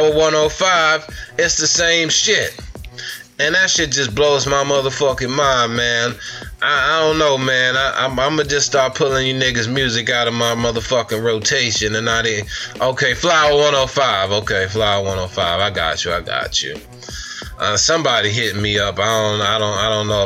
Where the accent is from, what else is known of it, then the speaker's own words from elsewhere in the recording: Long Island, Suffolk County, New York, United States; I'm from Long Island, Suffolk County 631. We don't have nothing here.